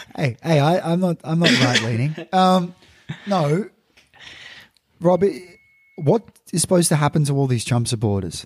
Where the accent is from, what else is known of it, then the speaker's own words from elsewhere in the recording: Australia; So, as an Australian